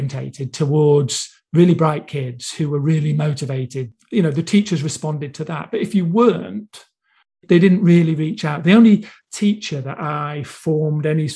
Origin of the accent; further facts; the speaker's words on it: Buxton, East Midlands, United Kingdom; accent: Manchester; also born or lived in Manchester; I was born in Buxton, Derbyshire.